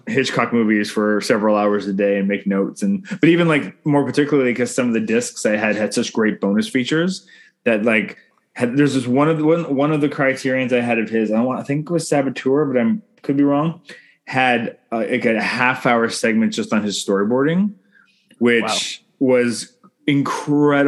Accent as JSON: {"language": "English", "country": "Canada", "said": "I'm Canadian filmmaker"}